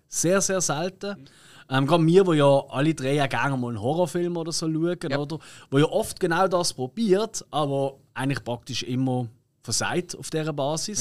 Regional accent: Switzerland; bei uns in der Schweiz

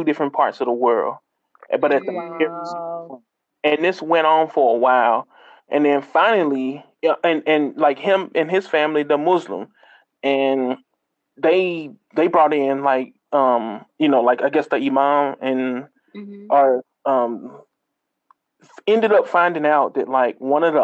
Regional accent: Mississippi, United States; I'm from Mississippi.

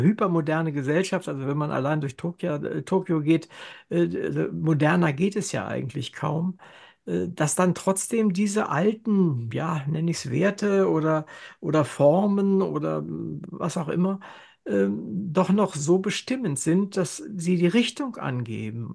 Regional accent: Germany; nach dem Krieg geboren und in Deutschland aufgewachsen.

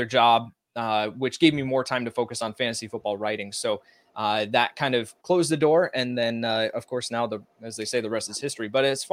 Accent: outside Chicago, Illinois, United States; growing up outside Chicago

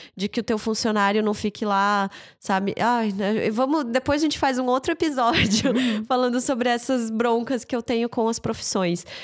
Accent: the Serra, Santa Catarina, Brazil; now in Blumenau, Brazil; eu tenho um carinho muito grande pela serra, a região de onde eu vim

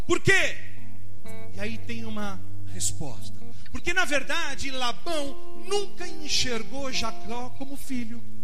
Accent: Brazil; Sou brasileiro

